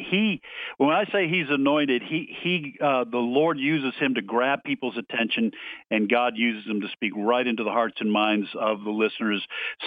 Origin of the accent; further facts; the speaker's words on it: Boston, Massachusetts, United States; now in Tupelo, United States; I'm actually from the Boston area, but I married a Mississippi girl. We're located in Tupelo.